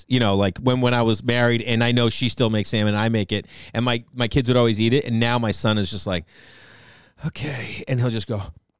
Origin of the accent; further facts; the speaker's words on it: Massachusetts, United States; I grew up in Massachusetts.